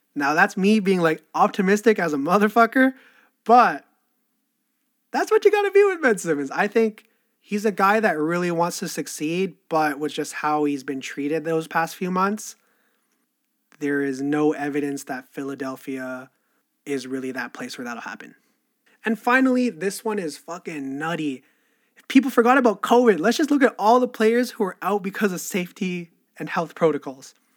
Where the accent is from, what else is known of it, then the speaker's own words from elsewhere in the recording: Canada; I'm Canadian